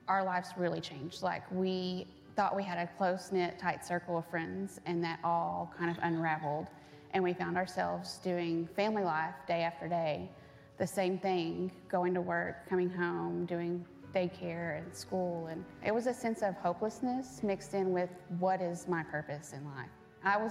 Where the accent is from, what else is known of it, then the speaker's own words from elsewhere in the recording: Burleson, Texas, United States; I grew up in Burleson